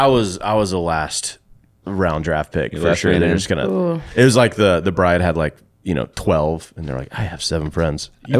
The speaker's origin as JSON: {"language": "English", "region": "the South", "country": "United States", "tie": "born or raised there", "said": "growing up in the South"}